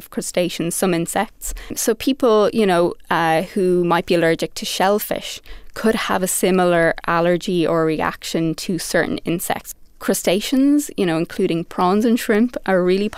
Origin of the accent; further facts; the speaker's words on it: Ireland; now in New York City, United States; I am from Ireland and I'm currently in New York City, where I am practicing as a designer working for IBM